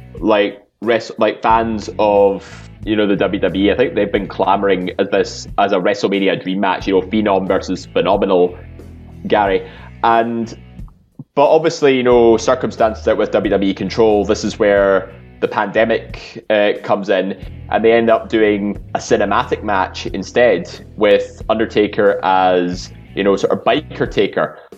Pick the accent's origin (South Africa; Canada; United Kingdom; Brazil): United Kingdom; Scotland; we're all Scottish